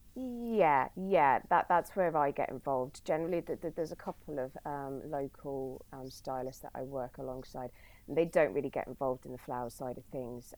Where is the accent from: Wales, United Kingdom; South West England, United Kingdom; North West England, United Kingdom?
South West England, United Kingdom; Bournemouth; also born or lived in Brighton / Australia; I moved from Brighton back to Bournemouth, where I um, uh, originally lived